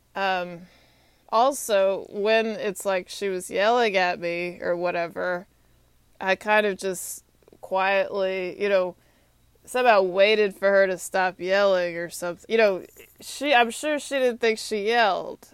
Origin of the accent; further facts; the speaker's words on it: Texas, United States; moved away as an adult; also born or lived in Atlanta, Georgia; now in Washington, D.C., United States; I'm from Texas